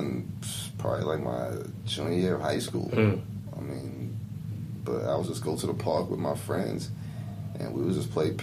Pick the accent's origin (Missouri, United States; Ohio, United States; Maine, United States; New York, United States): New York, United States; New York City; I grew up in Corona, Queens.